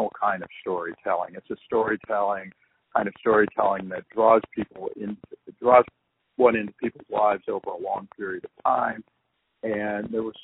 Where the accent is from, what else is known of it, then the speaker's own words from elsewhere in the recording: Chicago, Illinois, United States; we're from Chicago